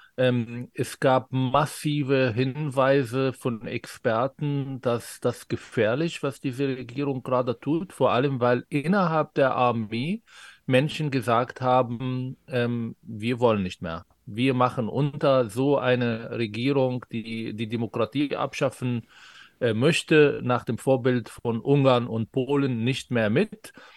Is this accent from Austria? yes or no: no; Israel; first language Arabic; German is a second language; moved away as an adult; now in Germany; Ich bin Israeli von Pass her und von Sozialisation. Ich habe die israelische Bildungssystem gehabt, ich habe an der Uni studiert